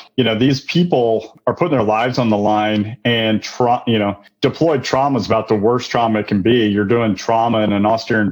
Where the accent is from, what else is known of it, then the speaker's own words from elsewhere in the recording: Missouri, United States; I'm from Missouri